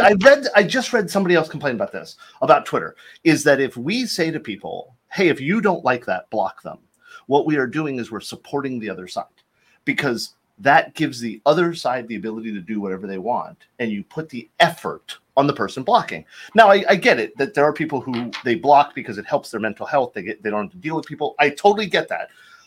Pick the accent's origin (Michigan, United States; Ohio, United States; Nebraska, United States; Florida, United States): Florida, United States; So I mean, I grew up in Florida. We didn't have that stuff.